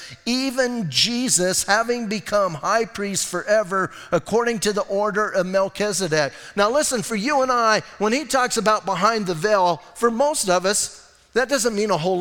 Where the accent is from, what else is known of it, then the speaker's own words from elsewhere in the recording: Southwest, United States; I was born and raised in the Southwest